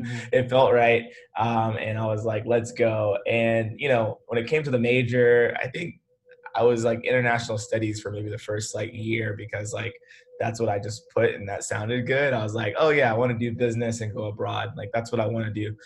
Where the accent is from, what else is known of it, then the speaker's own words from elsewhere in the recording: Memphis, Tennessee, United States; moved away as an adult; also born or lived in Atlanta; I went to a private school in Memphis. That's where I'm from. So I'm from Memphis, went to this like, you know, preparatory all boys school from 7th to 12th grade